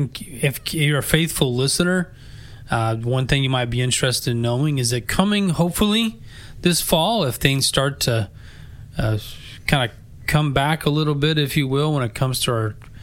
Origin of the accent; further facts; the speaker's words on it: Effingham, Illinois, United States; we're from Effingham, Illinois.